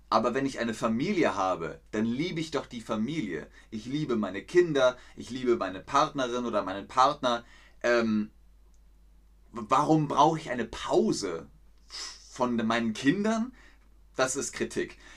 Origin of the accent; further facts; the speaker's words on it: Namibia; Bei uns in Namibia ist es am 19. Juli, das, äh, Juni.